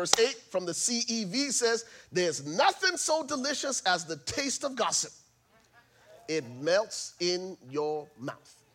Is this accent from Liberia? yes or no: yes; Liberia; I'm from Liberia